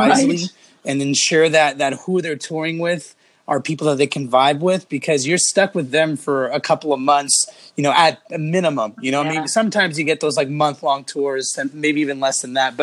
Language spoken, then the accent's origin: English; Los Angeles, California, United States; I grew up in the West Coast, where I pretty much stayed